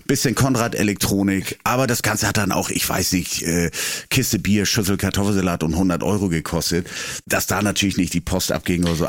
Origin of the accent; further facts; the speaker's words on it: Schleswig-Holstein, Germany; bei uns in Schleswig-Holstein